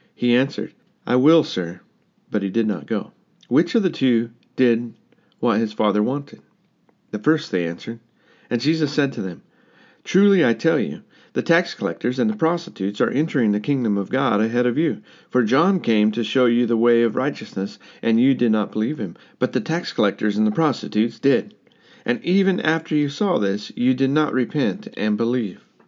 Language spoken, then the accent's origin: English; United States; moved away; My home country is very divided right now. The United States is divided